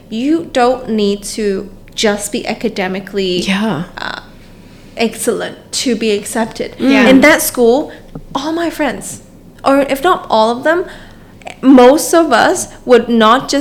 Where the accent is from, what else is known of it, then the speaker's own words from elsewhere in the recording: Hong Kong; moved away; a kid growing up in Hong Kong